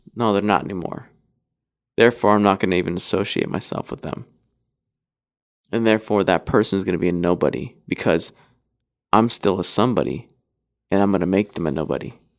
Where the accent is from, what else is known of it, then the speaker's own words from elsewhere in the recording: Idaho, United States; moved away; I grew up in Idaho for the most part.